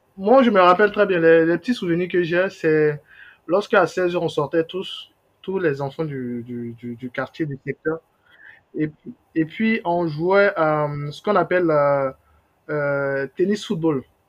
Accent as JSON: {"language": "French", "region": "Abidjan", "country": "Côte d’Ivoire", "tie": "born or raised there", "said": "en tant qu'Abidjanais, oui, moi, il faut savoir que moi, j'ai vécu dans... Enfin, je je suis né, je suis né à Trècheville. Mes parents ont vécu, euh, enfin, depuis mon enfance, moi j'ai vécu à Yopougon"}